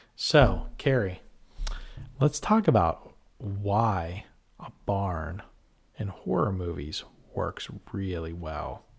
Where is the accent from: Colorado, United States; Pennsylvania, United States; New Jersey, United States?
Pennsylvania, United States; Western; we're Pennsylvanians and those are Western. We're from Western P